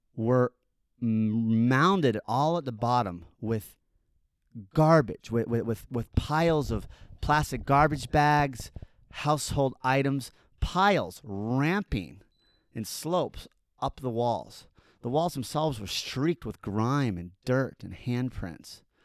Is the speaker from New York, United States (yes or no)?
no; Park City, Utah, United States; now in Salt Lake City, United States; I'm from Park City. I grew up in the mean streets of Park City